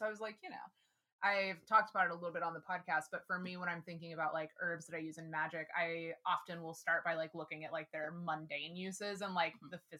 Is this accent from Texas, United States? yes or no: yes; Texas, United States; moved away; especially like growing up in Texas.